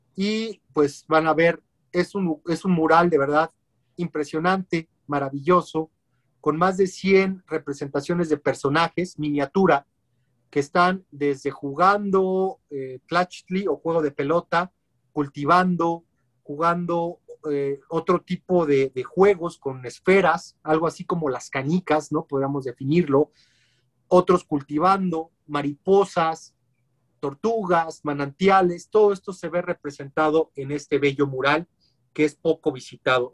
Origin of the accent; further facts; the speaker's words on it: Mexico; como mexicanos